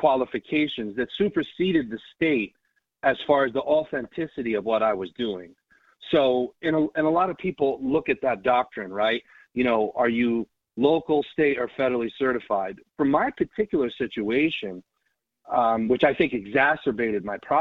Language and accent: English; New York, United States; moved away as an adult; now in Pawlet, Vermont, United States; I grew up in New York